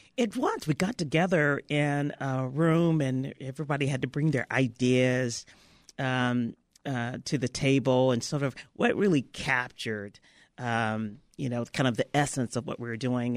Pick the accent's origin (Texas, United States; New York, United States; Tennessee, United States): Tennessee, United States; Memphis; moved away; I was raised in Memphis, Tennessee